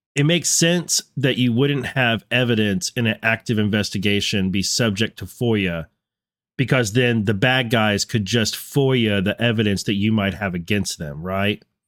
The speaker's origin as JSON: {"language": "English", "region": "North Texas", "country": "United States", "tie": "born or raised there", "moved": "yes", "lives_now": "Virginia, United States", "said": "growing up in North Texas"}